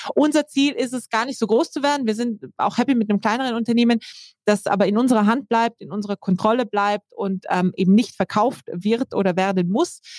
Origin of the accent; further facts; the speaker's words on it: South Tyrol, Trentino-Alto Adige, Italy; now in Germany; ich komme ursprünglich aus Südtirol